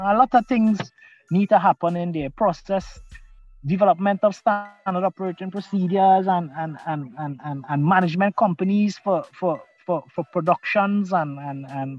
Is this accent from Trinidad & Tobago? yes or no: yes; Trinidad & Tobago; as a Trinidadian, you know, as a Trinbegonian.